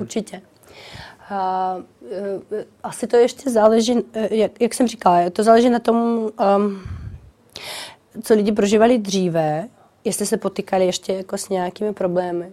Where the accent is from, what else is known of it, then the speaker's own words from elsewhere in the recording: Kharkiv, Kharkiv Oblast, Ukraine; Czech is a second language; now in Czech Republic; Charkov je moje rodné město